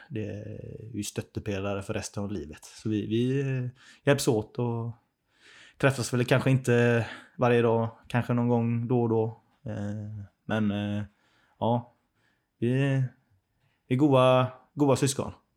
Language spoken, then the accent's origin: Swedish; Hindås, Västra Götaland, Sweden; accent: göteborgska; jag växte upp i Hindås